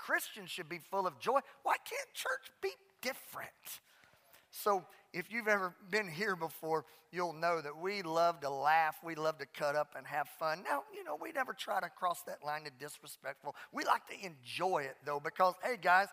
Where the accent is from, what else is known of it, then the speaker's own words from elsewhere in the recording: Southwest Louisiana, United States; The church I grew up in Southwest Louisiana